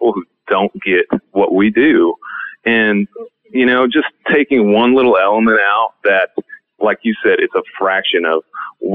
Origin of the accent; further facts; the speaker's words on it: Hubbell, Nebraska, United States; moved away; I love growing up in Hubble